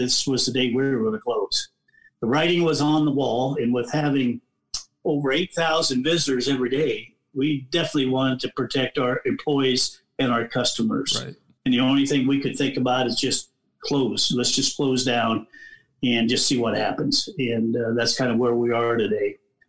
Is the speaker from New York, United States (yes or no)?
no; Altoona, Iowa, United States; I've been born and raised in Altoona, Iowa. I've been around a long time. Went to Bondurant for high school.